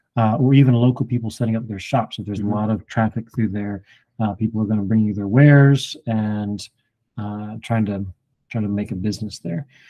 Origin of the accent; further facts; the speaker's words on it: Alabama, United States; moved away; also born or lived in Indiana; I I'm from Alabama